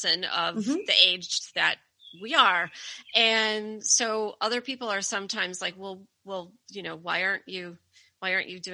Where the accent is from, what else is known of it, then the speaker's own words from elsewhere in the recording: outside of Detroit, Michigan, United States; now in Connecticut, United States; I grew up outside of Detroit.